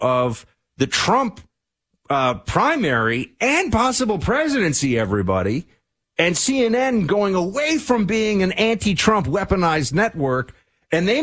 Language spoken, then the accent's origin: English; New York City, New York, United States; I'm from New York City